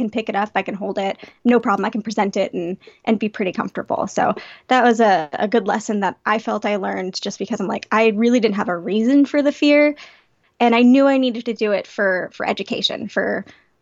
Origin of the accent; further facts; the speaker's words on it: Palmdale, California, United States; I grew up in Palmdale, California.